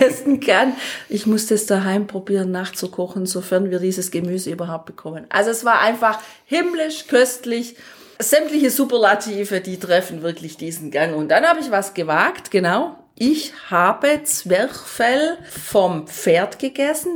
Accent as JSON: {"language": "German", "country": "Germany", "said": "wir sind die beiden Deutschen"}